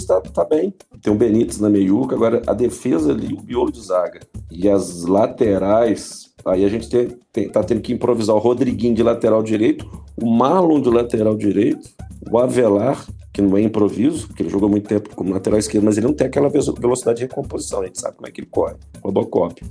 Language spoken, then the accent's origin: Portuguese; Minas Gerais, Brazil; como bom mineiro que sou